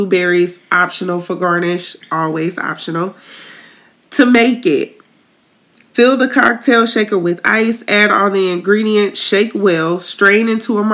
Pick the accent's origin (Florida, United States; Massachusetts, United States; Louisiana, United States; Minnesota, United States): Florida, United States; Tallahassee; now in Tampa, United States; my hometown